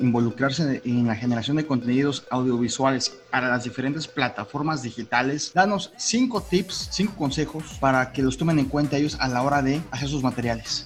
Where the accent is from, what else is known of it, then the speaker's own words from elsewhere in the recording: Mexico; estamos platicando un mexicano y un dominicano.